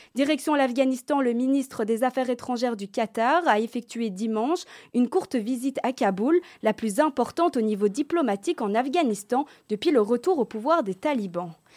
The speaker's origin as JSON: {"language": "French", "country": "Belgium", "said": "chez nous en Belgique"}